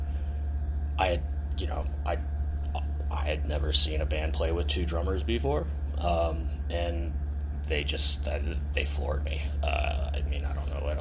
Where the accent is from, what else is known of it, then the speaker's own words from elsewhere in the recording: Bay Area, California, United States; also born or lived in Oakland, California; I'm from the Bay Area. I live in Oakland. I've lived in Oakland for 20 plus years